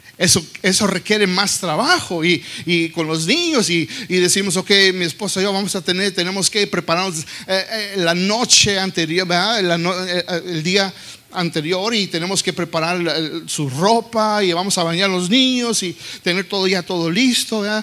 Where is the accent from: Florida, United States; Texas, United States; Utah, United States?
Texas, United States; yo creciendo aquí en los Estados Unidos, en Texas, yo hablaba más inglés Hablaba más inglés que español